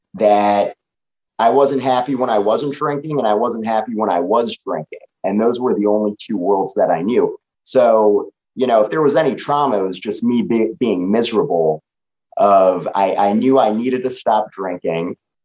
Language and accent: English; New York, United States; I'm a 31-year-old guy living in New York City, born and raised in New York.